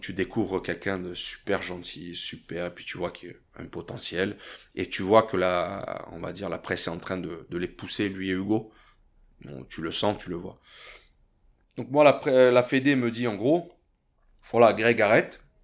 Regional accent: France; moved away as an adult; also born or lived in Thonon-les-Bains / Italy; Je me suis toujours considéré un Français à l'étranger

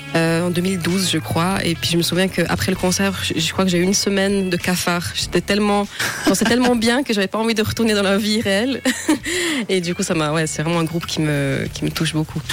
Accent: Romandy, Switzerland; en tant que romande

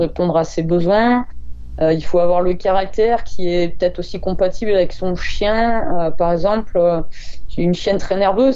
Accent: Ardèche, Auvergne-Rhône-Alpes, France; je suis d'Ardèche.

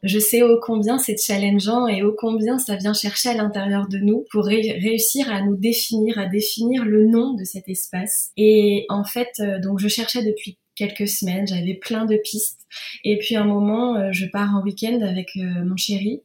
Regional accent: Normandy, France; also born or lived in Rouen; je suis normande, j'habite à Rouen

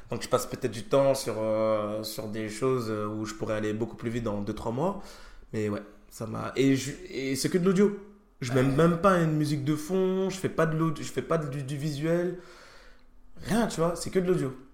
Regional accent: Malzéville, Grand Est, France; Je viens de Malzéville moi.

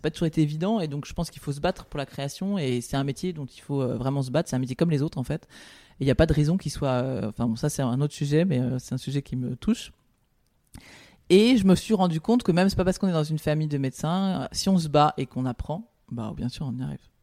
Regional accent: Paris, Île-de-France, France; je suis parisienne, je suis née à Paris, euh, je, je ne connais que Paris

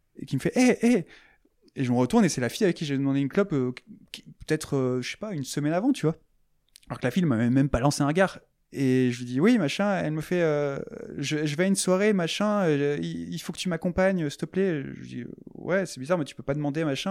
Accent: France; je suis français

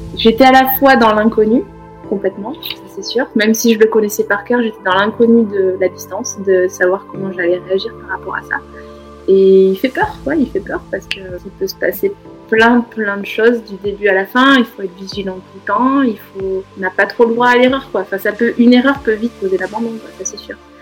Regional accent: Cantal, near Saint-Flour, Auvergne-Rhône-Alpes, France; now in Haute-Savoie, France; je suis née dans le Cantal, à côté de saint four

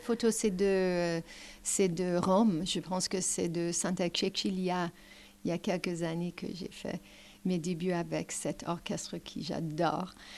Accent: Canada; French is a second language; je suis canadienne de la nature

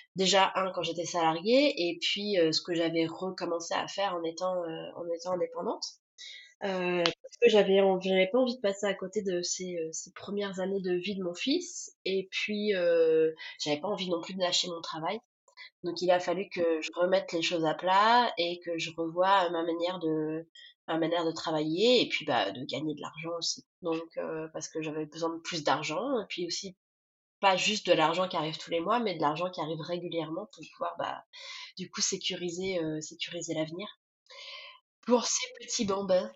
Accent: Tours, Centre-Val de Loire, France; moved away as an adult; also born or lived in Grenoble / Paris / Turkey; now in Cologne, Germany; je viens de Tours

